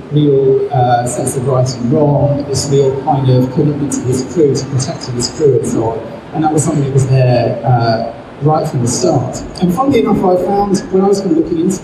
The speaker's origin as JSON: {"language": "English", "region": "England", "country": "United Kingdom", "said": "as an English person"}